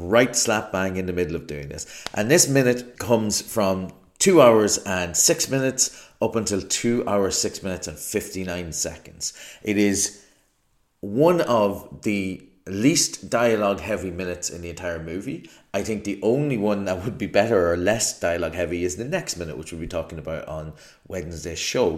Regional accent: Ireland; I'm an Irish person

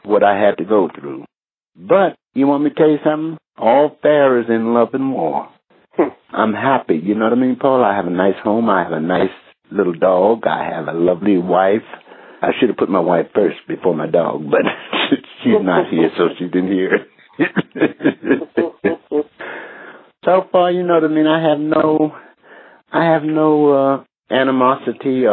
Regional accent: United States; moved away as an adult; also born or lived in England / Amsterdam; now in United Kingdom; Being American. That's what I'm proud

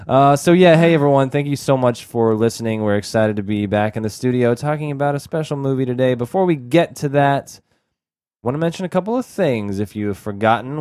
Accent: Texas, United States; where we grew up in Texas

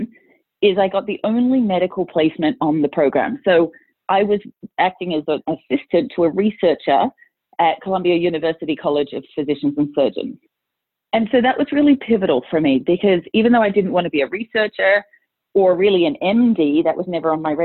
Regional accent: Australia; moved away as an adult; also born or lived in England; now in United States; So I was born in England, but moved to Australia when I was six. So I mostly grew up in Australia.

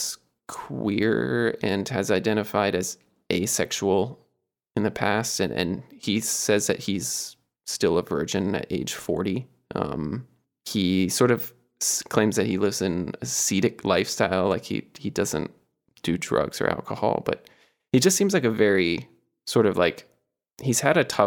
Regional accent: Atlanta, Georgia, United States; I grew up in Atlanta and went to college in Atlanta

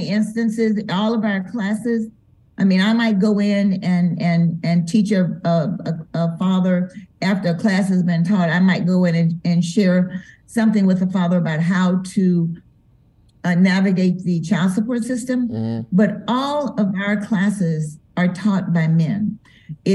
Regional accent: Denver, Colorado, United States; moved away as an adult; now in Memphis, United States; we're from Denver, so I'm accustomed to there being a lot of snow

